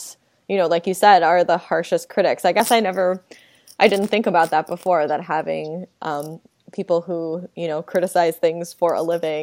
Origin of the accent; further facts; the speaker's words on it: Grand Island, New York, United States; also born or lived in Buffalo, New York; I'm from Grand Island, New York